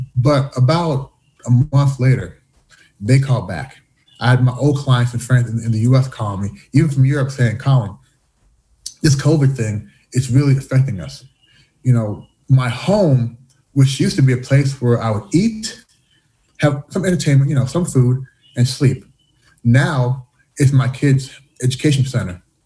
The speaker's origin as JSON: {"language": "English", "town": "Louisville", "region": "Kentucky", "country": "United States", "tie": "born or raised there", "also_born_or_lived": "Canada / Washington, D.C.", "moved": "as an adult", "lives_now": "Shanghai, China"}